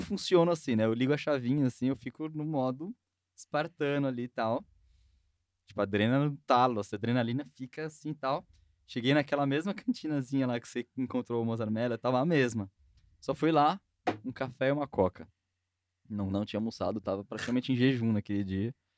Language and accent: Portuguese; São Paulo, Brazil; eu sou mais paulistano que vocês possam imaginar, porque nasci e cresci no centro de São Paulo